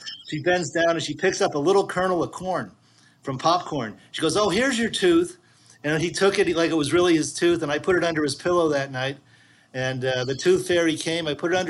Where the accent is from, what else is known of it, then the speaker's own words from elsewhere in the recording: Massachusetts, United States; I was growing up in Massachusetts at the time.